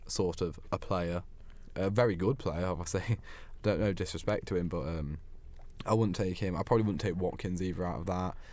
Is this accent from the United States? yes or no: no; United Kingdom; as a Brit